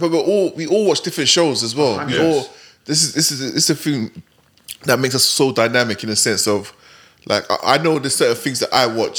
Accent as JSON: {"language": "English", "region": "London", "country": "United Kingdom", "said": "I'm originally from West London, Queen's Park, you know what I mean? That's my neighbourhood and all that."}